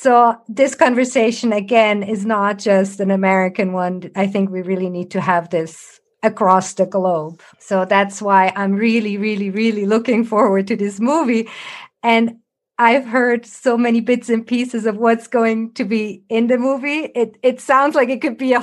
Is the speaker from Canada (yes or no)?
no; Switzerland; I grew up here in Switzerland, normal public school